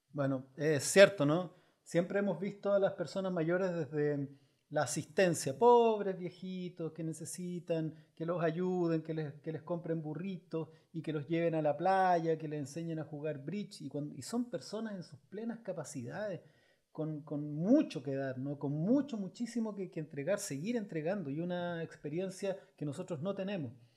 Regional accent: Chile; como chilenos

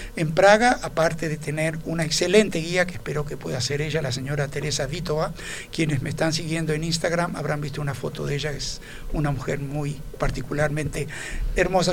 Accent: Uruguay; nuestro paisito

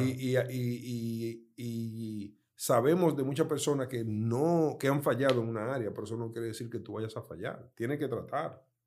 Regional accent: Dominican Republic; moved away; also born or lived in United States; mi país natal

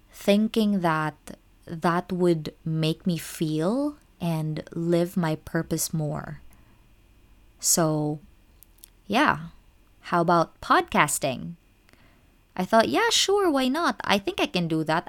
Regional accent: Philippines; moved away as an adult; now in Japan; I'm actually a Filipino expat working as an English teacher in Japan.

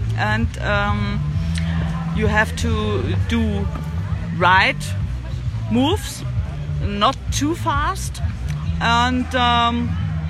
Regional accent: Germany; In Germany, I have a lot of classes in my hometown

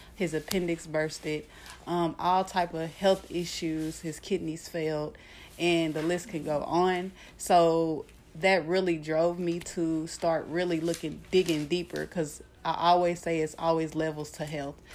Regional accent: Kansas City, Missouri, United States; moved away as an adult; also born or lived in Nebraska; I'm from uh, Kansas City, Missouri.

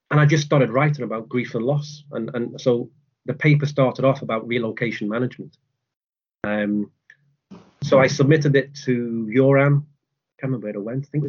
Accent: Liverpool, North West England, United Kingdom; moved away as an adult; also born or lived in France / St Andrews; now in Dundee, United Kingdom; I'm from Liverpool.

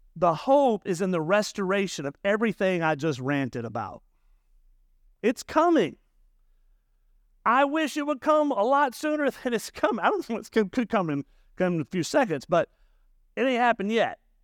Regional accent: the South, United States; now in Murrieta, United States; I grew up in the South, and the South is very legalistic

